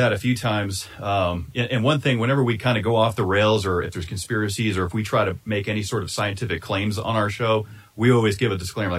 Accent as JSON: {"language": "English", "region": "East Coast", "country": "United States", "tie": "born or raised there", "moved": "yes", "said": "I grew up on the East Coast"}